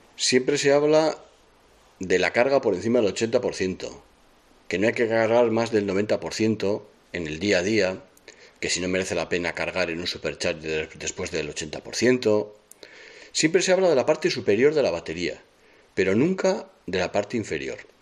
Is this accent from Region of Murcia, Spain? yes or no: no; San Sebastián, Basque Country, Spain; soy de Donosti